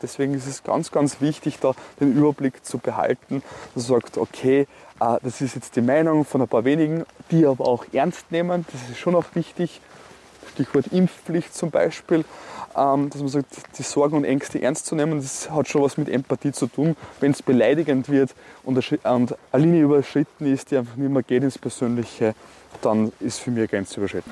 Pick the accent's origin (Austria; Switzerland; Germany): Austria; Neumarkt am Wallersee, Salzburg; Ich bin am Land, da in Neumarkt groß geworden